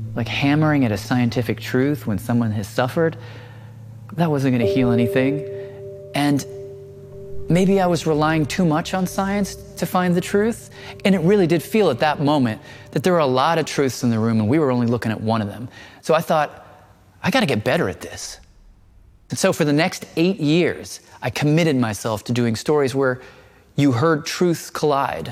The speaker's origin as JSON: {"language": "English", "town": "Nashville", "region": "Tennessee", "country": "United States", "tie": "born or raised there", "moved": "yes", "said": "I grew up in Tennessee, and I felt no nostalgia for that place."}